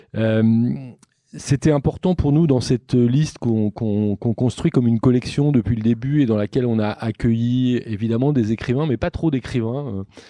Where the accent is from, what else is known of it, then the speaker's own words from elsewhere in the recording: Nantes, Pays de la Loire, France; je suis nantais